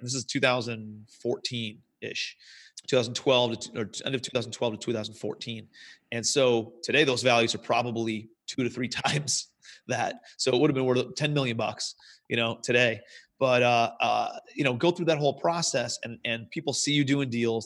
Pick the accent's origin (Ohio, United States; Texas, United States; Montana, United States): Ohio, United States; Cleveland; moved away as an adult; also born or lived in New York City; I'm from Cleveland originally, moved out to Cle, New York City